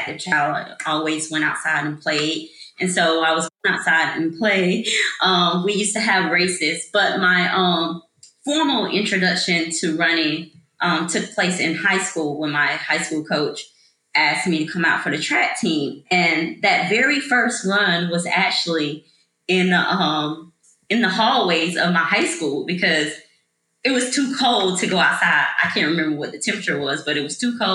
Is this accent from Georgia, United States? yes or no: yes; Atlanta, Georgia, United States; originally I'm from Atlanta, Georgia. So that's all the Atlanta public school system schools.